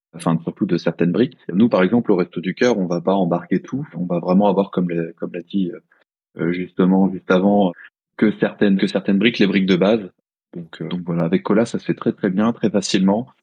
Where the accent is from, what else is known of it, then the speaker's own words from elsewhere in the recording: Chartres, Centre-Val de Loire, France; je suis de Chartres